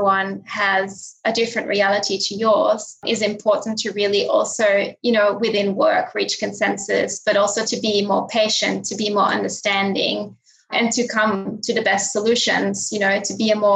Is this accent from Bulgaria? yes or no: no; Linden, Flanders, Belgium; moved away; also born or lived in Sydney, Australia; Belgium, where I grew up, my hometown of Linden.